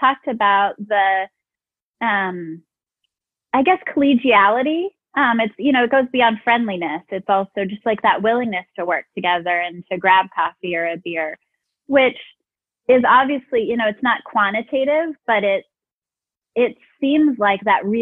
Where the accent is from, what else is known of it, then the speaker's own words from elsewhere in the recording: Albuquerque, New Mexico, United States; also born or lived in Tennessee / St. Louis; now in Arizona, United States; I grew up in Albuquerque. I've lived here for about 15 years. I've lived in Tennessee and in St. Louis as well